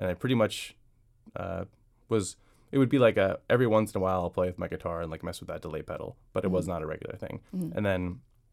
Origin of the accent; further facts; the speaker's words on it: St. Louis, Missouri, United States; moved away as an adult; now in Washington, D.C., United States; I'm from St. Louis, and I grew up in the Midwest till I was 25, finished law school and moved here